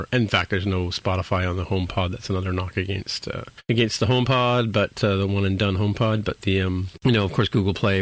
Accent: Canada; also born or lived in Toronto; I'm a Canadian

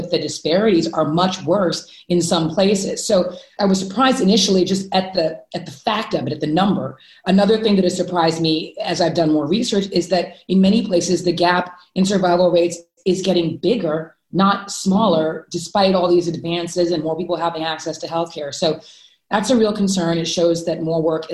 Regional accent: Houston, Texas, United States; I grew up in Houston, Texas

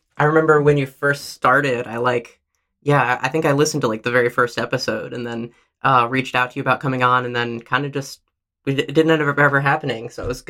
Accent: Princeton, New Jersey, United States; also born or lived in Minnesota / Oregon / California; I was born in Minnesota, but moved to Oregon when I was 1 year old and lived in Oregon through the end of elementary school in a suburb of Portland, Oregon. Then moved to Princeton, New Jersey for middle school and high school.

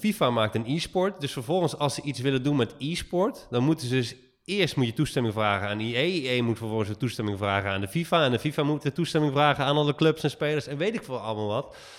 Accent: Netherlands; we echt als Nederlander

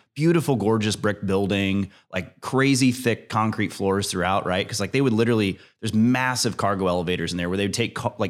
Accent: Fort Wayne, Indiana, United States; I grew up in Fort Wayne.

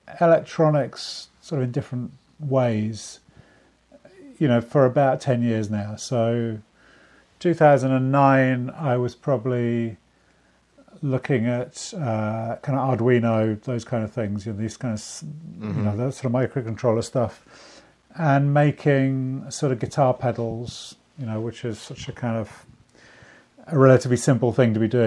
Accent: Bristol, South West England, United Kingdom; I grew up in Bristol, which is a city in the UK, in the West Country

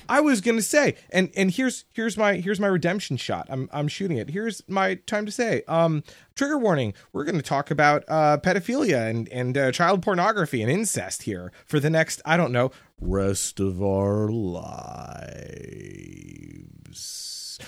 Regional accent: United States; as an American

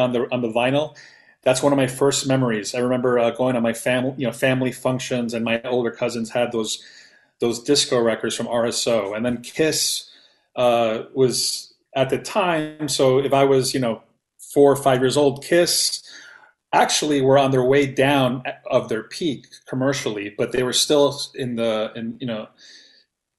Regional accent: New York City, New York, United States; growing up in Queens, in New York City, I was born in 75

